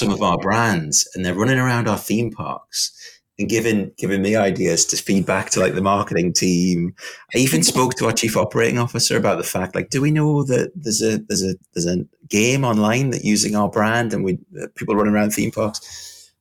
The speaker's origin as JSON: {"language": "English", "area": "the Northeast", "region": "North East England", "country": "United Kingdom", "tie": "born or raised there", "said": "I was from the Northeast, um, quite a, um, I don't know, like a tough environment to grow up"}